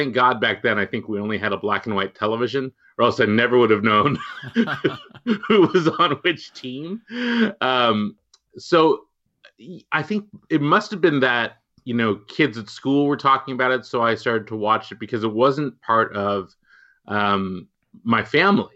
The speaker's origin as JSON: {"language": "English", "town": "Walnut Creek", "region": "California", "country": "United States", "tie": "born or raised there", "said": "I grew up in the Bay Area in Walnut Creek"}